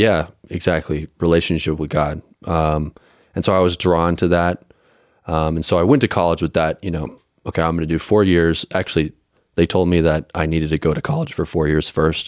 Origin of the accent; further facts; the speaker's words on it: Colorado, United States; I'm also from Colorado, um, up in the mountains, uh, west of Denver.